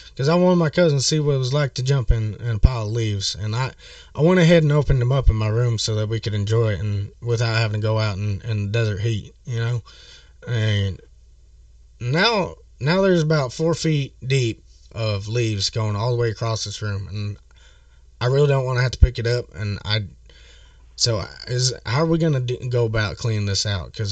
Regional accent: Midwest, United States; So, you know, I'm from the Midwest and y'all ain't got very many leaves around here, right?

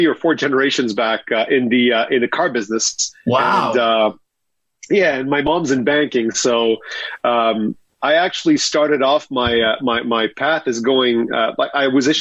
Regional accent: Montreal, Quebec, Canada; I grew up in Montreal

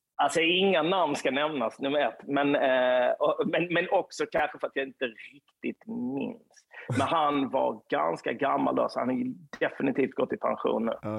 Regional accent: Lund, Skåne, Sweden; på Östra Torn i närheten av där jag kommer ifrån

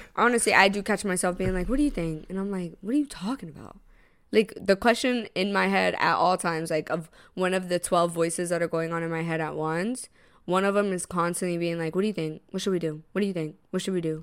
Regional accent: Tampa, Florida, United States; now in New York, United States; Tampa, which is my hometown

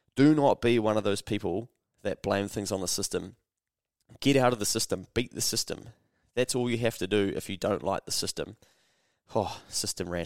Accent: New Zealand; I'm a Kiwi

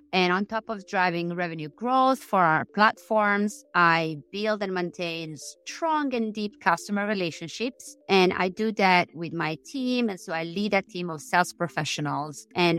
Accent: Siniscola, Sardinia, Italy; Siniscola, Sardinia.

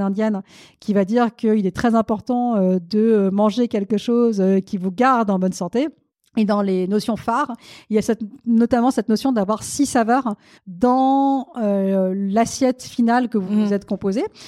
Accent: France; also born or lived in India; Je suis née en Inde, mais je suis arrivée en France lorsque j'étais toute petite

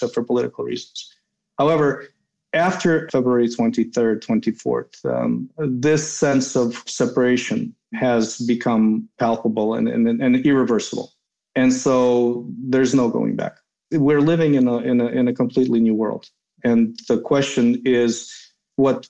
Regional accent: United States; moved away; also born or lived in Kyiv, Ukraine / Moscow, Russia; I grew up in the States.

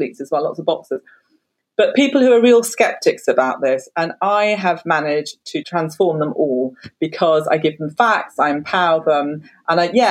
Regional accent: London, United Kingdom; I'm from South London originally

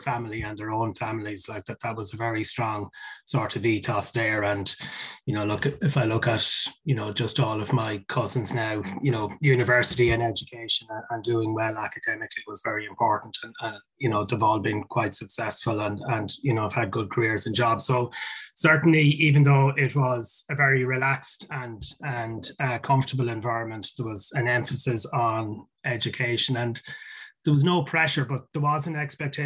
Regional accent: Ireland; accent: Irish; I think people will pick up from my accent that I'm Irish, and so you know, I grew up in Ireland

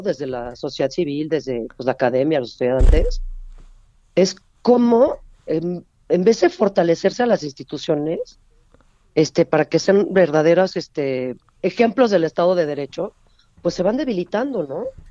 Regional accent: Mexico; como mexicanos

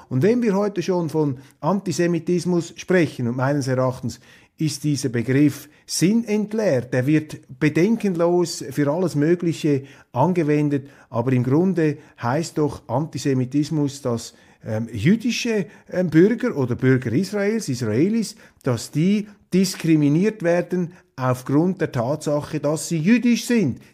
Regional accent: Switzerland; als Schweizer

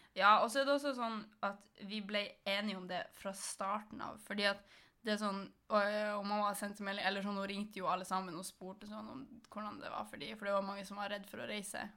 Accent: Malangen, Troms, Norway; moved away; da var jeg jo hjemme i Malangen

